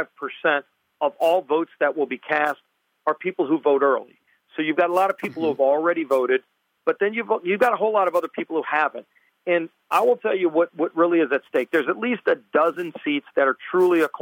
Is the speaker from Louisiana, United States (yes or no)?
yes; Louisiana, United States; I come from Louisiana